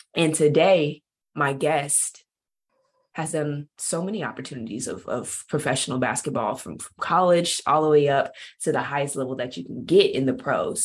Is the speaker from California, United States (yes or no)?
yes; Bakersfield, California, United States; moved away as an adult; also born or lived in Hungary / Turkey; now in Arizona, United States; I'm from Bakersfield, California